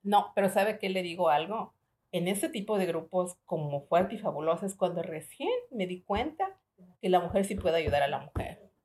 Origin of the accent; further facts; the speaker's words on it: Ecuador; now in United States; yo nací en Ecuador. Yo trabajé desde los 17 años y siempre comencé en flores.